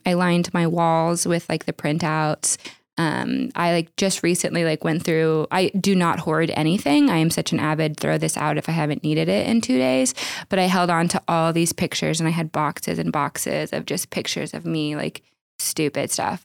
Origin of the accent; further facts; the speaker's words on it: Oklahoma, United States; I grew up in Oklahoma